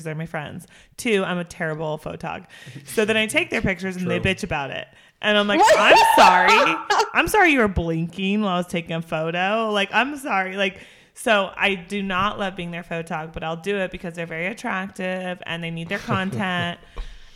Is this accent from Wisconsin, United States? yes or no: no; Spokane, Washington, United States; I was born and raised in Spokane